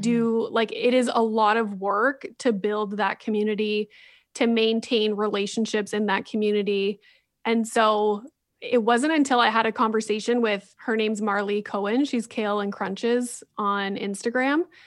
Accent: Sudbury, Ontario, Canada; my hometown in Sudbury.

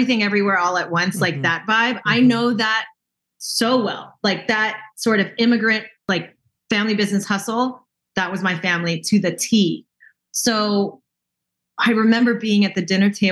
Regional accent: the Bay Area, California, United States; I grew up in the Bay and in like a suburb in the Bay, kind of like a baby Oakland

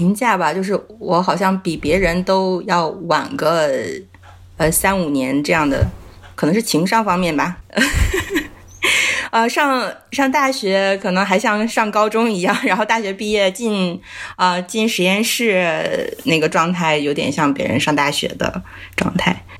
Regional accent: Heilongjiang, China; 黑龙江，

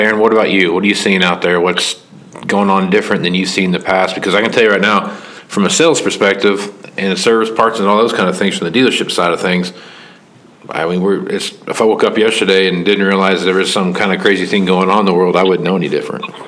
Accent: Kansas, United States; I'm from Kansas. You know, so I'm from the 316

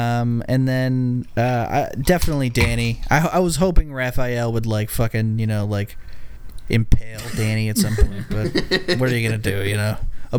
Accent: United States; I'm an American

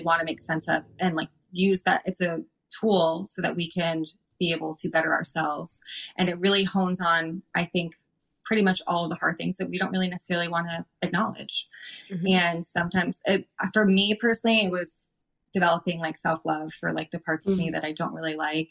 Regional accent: Florida, United States; I'm from Florida

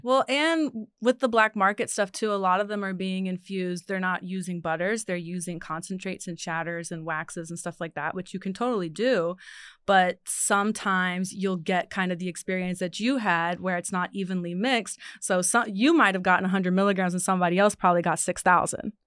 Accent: Ohio, United States; moved away; I'm from Ohio

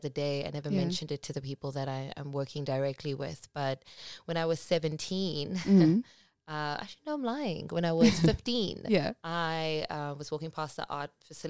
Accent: Cape Town, Western Cape, South Africa; also born or lived in Port Elizabeth; But I can't say born and bred because I was born in Port Elizabeth, Eastern Cape. But I feel like I've been in Cape Town much longer than I was in Port Elizabeth. So I'm bred, I'm refined, I am loved by Cape Town

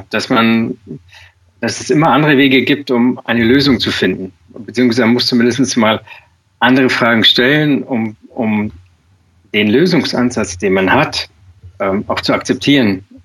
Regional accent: Schwangau, Bavaria, Germany; Ich komme aus dem Allgäu, aus Schwangau.

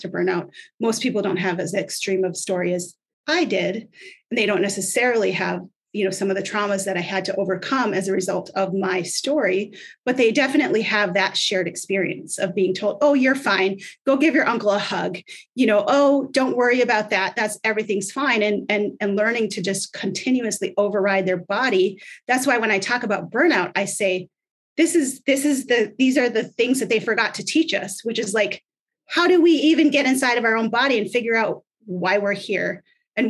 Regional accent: Minnesota, United States; I grew up in Minnesota.

